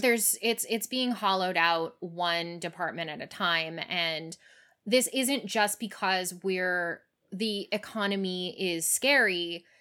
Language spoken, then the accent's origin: English; Canada; now in United States; even as a Canadian, I didn't quite understand when I moved here